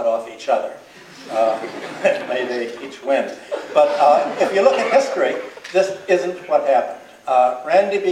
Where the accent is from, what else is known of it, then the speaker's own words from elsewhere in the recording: Ireland; as we Irish